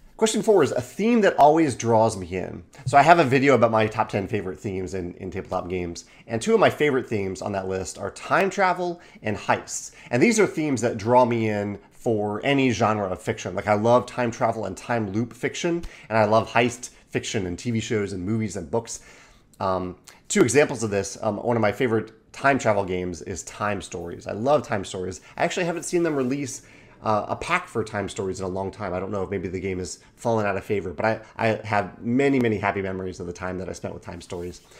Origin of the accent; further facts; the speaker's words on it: Chesterfield, Virginia, United States; I grew up in Chesterfield, Virginia, Richmond, Virginia area